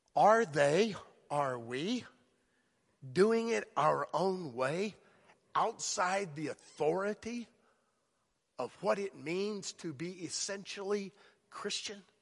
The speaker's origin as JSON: {"language": "English", "region": "South Florida", "country": "United States", "tie": "born or raised there", "moved": "yes", "said": "I grew up there."}